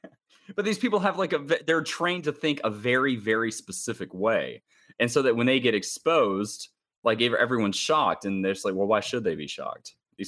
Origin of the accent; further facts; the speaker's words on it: Charlotte, North Carolina, United States; also born or lived in Atlanta; I was born in Atlanta, like, you know, and I grew up in Charlotte